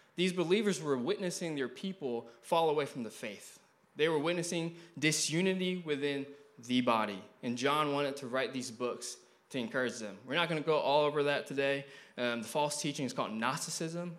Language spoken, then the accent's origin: English; Malaysia; also born or lived in Eureka, Missouri; now in United States; I was born in Malaysia